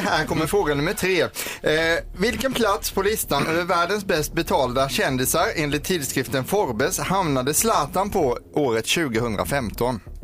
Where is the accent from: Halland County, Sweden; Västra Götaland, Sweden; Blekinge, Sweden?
Blekinge, Sweden; Karlskrona; moved away; Karlskrona där jag kommer ifrån